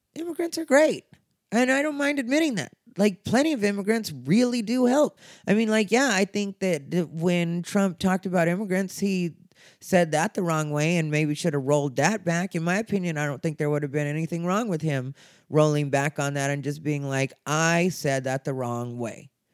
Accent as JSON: {"language": "English", "region": "Arizona", "country": "United States", "said": "I'm gay, I'm Mexican, and I'm from Arizona."}